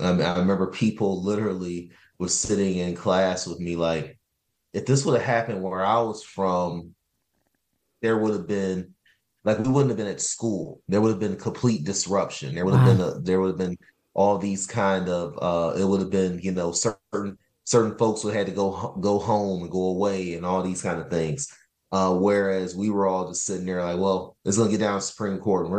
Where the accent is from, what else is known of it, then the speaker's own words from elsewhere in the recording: Cleveland, Ohio, United States; I was born and raised in here in Ohio, grew up in Cleveland